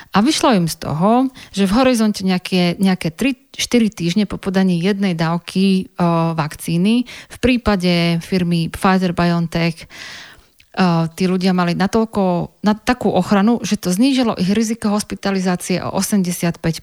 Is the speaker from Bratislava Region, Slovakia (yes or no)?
no; Banská Bystrica, Banská Bystrica Region, Slovakia; moved away as an adult; also born or lived in Liverpool, England; v mojom rodnom meste